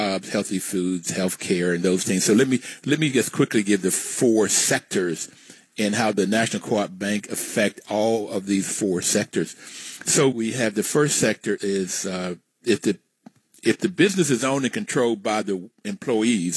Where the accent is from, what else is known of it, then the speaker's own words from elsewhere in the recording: West Virginia, United States; I'm from West Virginia